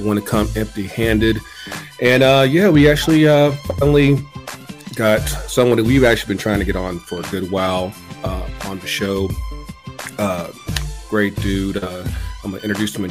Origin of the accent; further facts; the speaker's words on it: North Carolina, United States; now in Atlanta, United States; I come from North Carolina.